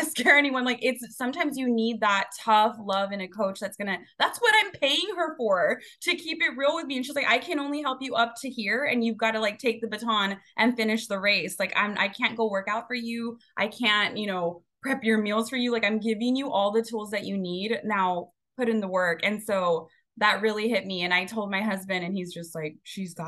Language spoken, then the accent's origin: English; Rio Grande Valley, Texas, United States; we're all from the Rio Grande Valley. The eating habits were not the healthiest when we were growing up